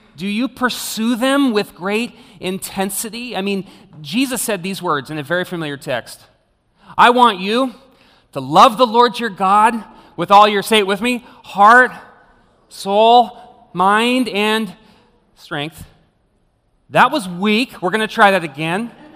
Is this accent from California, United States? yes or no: yes; Clovis, California, United States; I grew up in the suburb of Clovis